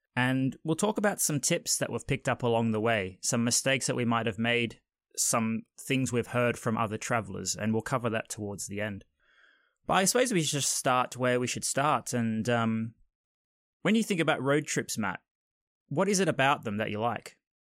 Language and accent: English; Australia; moved away; I'm originally from Australia